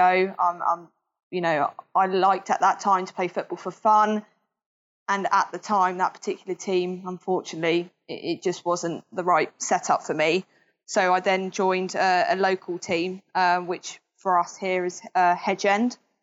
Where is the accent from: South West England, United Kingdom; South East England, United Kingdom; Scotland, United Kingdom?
South East England, United Kingdom; Southampton; I was born in Southampton, raised in Southampton, haven't moved anywhere else